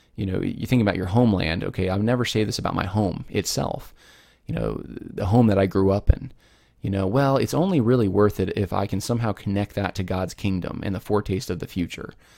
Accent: United States; I'm an American.

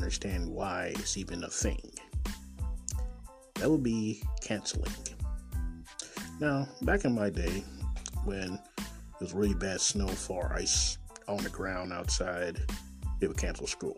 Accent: Kansas City, Missouri, United States; born or raised there

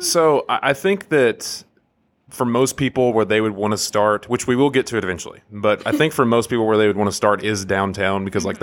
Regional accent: Athens, Tennessee, United States; moved away as an adult; now in Chattanooga, United States

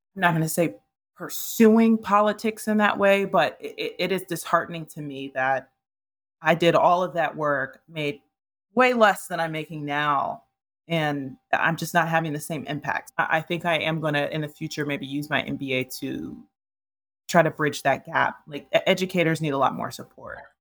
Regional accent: Ohio, United States; moved away as an adult; also born or lived in New York; I'm originally from Ohio, and so, uh, I, I'm used to, like, neighborhoods.

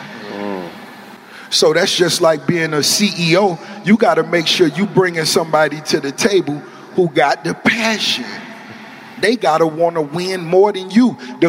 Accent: Miami, Florida, United States; But as far as the flavor and the style, growing up in Miami, it's always been universal.

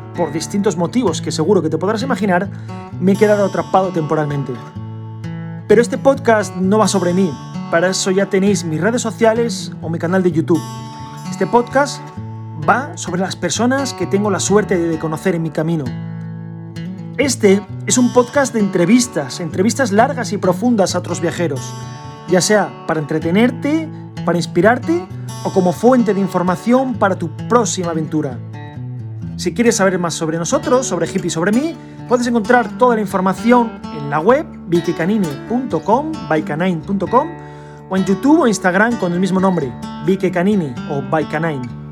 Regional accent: Asturias, Spain; moved away as an adult; asturiano del año 83

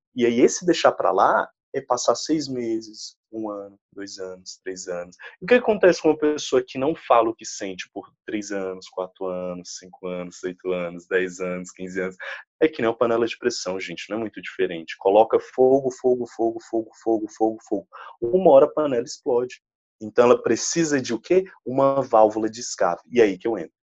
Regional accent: Brazil; a gente é brasileiro

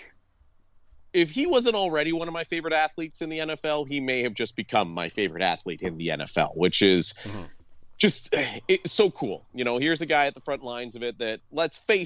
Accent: Canada; I'm Canadian

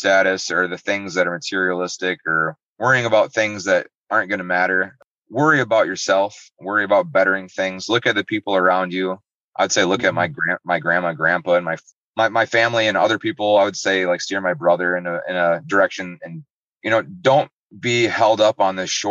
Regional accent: Muskegon, Michigan, United States; I'm from Muskegon

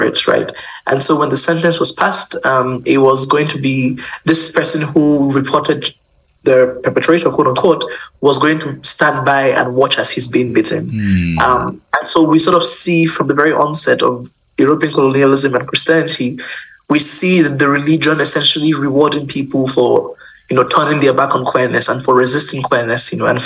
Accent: Nigeria; moved away; also born or lived in Uganda; I'm not Ugandan, you know, I'm Nigerian. I lived in Uganda, went to school there

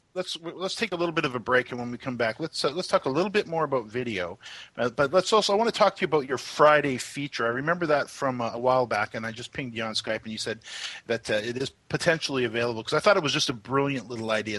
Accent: Canada; as a Canadian

